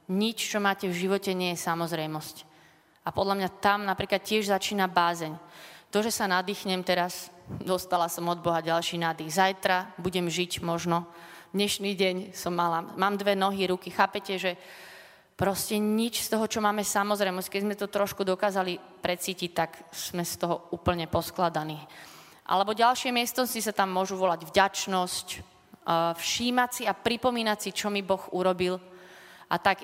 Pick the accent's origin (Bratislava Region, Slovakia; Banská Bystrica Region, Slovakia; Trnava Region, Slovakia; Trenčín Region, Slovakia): Bratislava Region, Slovakia; Bratislava; Som také dievča z Lamača